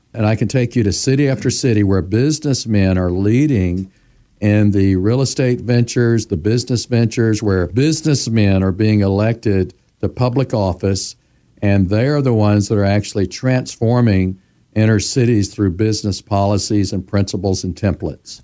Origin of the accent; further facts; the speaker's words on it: Memphis, Tennessee, United States; I was born in Memphis, Tennessee. I was eleven years old when Doctor Martin Luther King Junior was assassinated